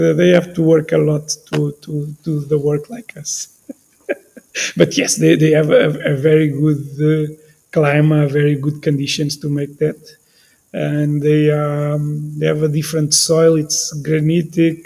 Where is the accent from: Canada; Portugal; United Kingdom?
Portugal; Bairrada, Centro; English is a second language; I'm from Bairrada